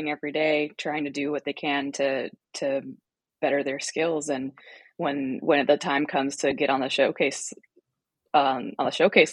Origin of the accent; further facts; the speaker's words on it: United States; growing up in the United States